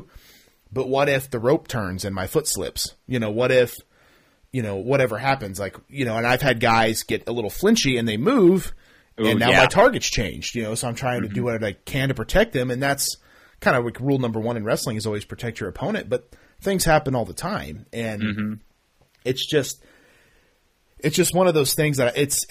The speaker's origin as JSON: {"language": "English", "region": "Oklahoma", "country": "United States", "said": "I'm obviously from Oklahoma"}